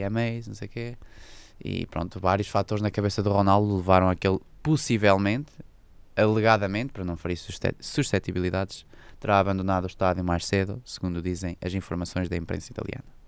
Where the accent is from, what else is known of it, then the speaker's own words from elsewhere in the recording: Chaves, Norte, Portugal; o Santos Esteban, que é a equipa da minha terra